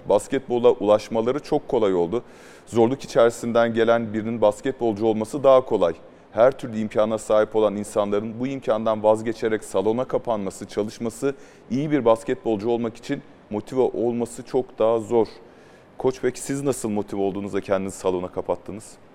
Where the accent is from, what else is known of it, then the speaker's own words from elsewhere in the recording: Mersin, Turkey; Ben Mersinli olarak